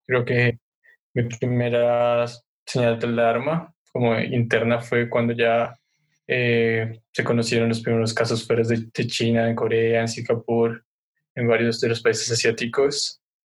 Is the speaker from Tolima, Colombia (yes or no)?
no; Sogamoso, Boyacá, Colombia; Sogamoso, que es de donde soy